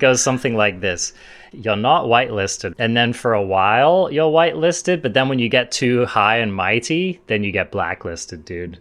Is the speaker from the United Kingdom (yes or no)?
yes; England, United Kingdom; being English